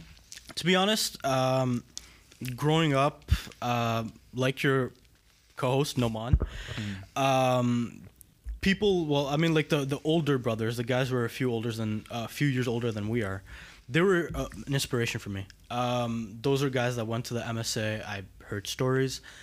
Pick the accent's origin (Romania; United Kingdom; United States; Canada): Canada; Montreal, Quebec; I grew up right here in Montreal